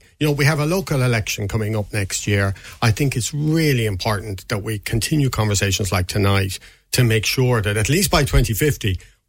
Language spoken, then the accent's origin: English; Limerick, Munster, Ireland; I mean, I grew up in Limerick.